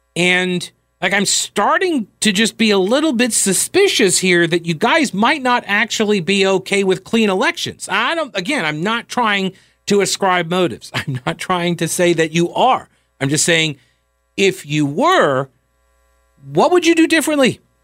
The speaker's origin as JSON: {"language": "English", "country": "United States", "said": "I am from America"}